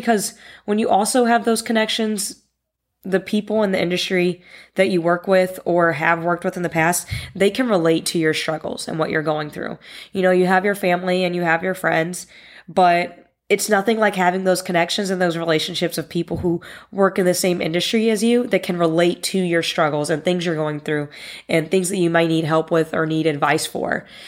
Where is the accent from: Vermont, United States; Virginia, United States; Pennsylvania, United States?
Virginia, United States; Northern; I grew up in the Northern Virginia area